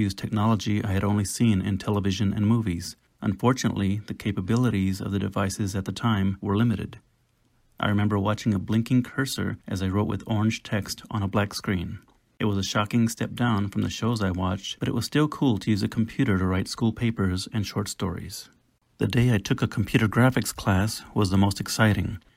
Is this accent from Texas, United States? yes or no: yes; San Antonio, Texas, United States; I grew up in San Antonio, Texas